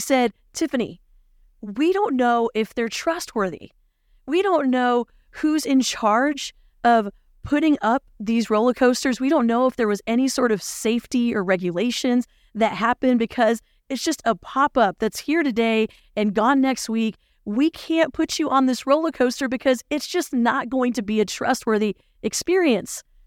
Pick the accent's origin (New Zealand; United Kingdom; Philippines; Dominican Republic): Philippines; moved away; growing up in the Philippines